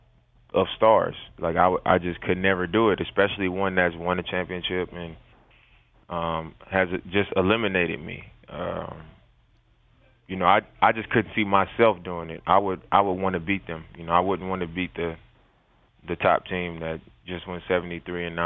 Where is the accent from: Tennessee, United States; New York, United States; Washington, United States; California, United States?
California, United States; Oakland; also born or lived in Utah; now in Portland, United States; I'm from Oakland.